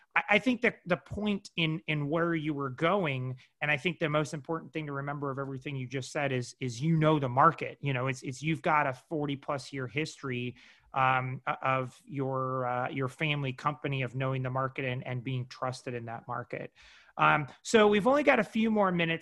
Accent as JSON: {"language": "English", "region": "Midwest", "country": "United States", "moved": "as an adult", "lives_now": "Los Angeles, United States", "said": "I'm from the Midwest"}